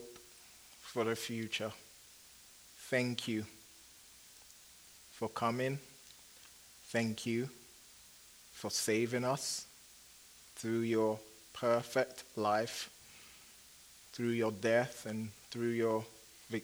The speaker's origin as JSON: {"language": "English", "town": "Kumasi", "region": "Ashanti", "country": "Ghana", "tie": "born or raised there", "said": "I was born in Kumasi, which is the second largest city in Ghana, West Africa"}